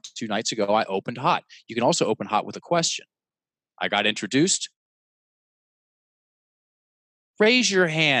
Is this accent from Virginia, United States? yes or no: yes; Richmond, Virginia, United States; In my hometown, on the red dot in the most prestigious theater in Richmond